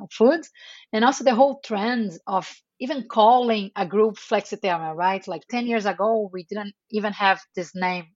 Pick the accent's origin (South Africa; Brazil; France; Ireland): Brazil; Rio de Janeiro; moved away as an adult; also born or lived in Atlanta, United States / Santiago, Chile; now in New York, United States; I'm Brazilian. I was born in Brazil, raised in Rio de Janeiro.